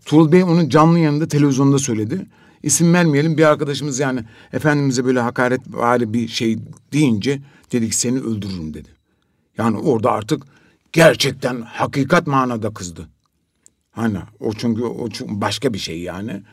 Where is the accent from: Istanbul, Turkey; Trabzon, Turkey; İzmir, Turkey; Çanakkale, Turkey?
Trabzon, Turkey; Biz şimdi Trabzonluyuz